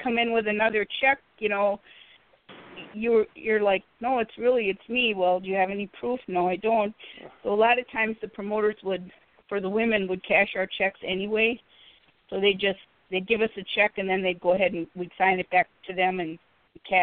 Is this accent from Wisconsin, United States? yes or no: yes; Wisconsin, United States; I'm from Wisconsin, and I'm still living in Wisconsin. So we talk like this up here.